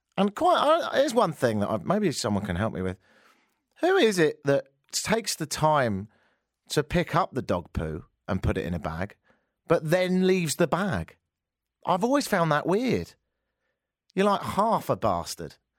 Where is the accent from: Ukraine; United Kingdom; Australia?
United Kingdom; England; moved away; I'm English